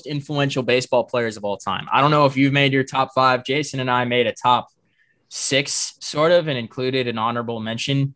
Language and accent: English; South Carolina, United States; growing up in South Carolina, we're only three and a half hours away from Atlanta here